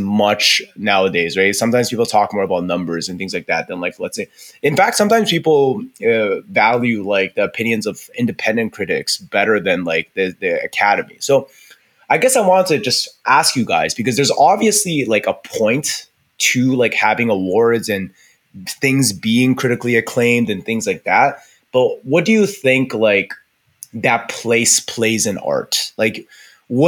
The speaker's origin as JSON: {"language": "English", "country": "Canada", "said": "being Canadian"}